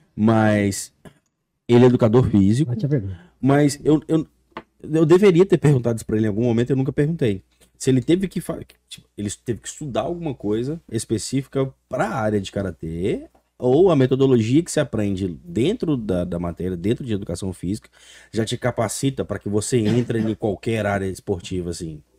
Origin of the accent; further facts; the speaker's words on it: Conselheiro Pena, Minas Gerais, Brazil; now in United States; eu sou natural de uma cidade chamada Conselheiro Pena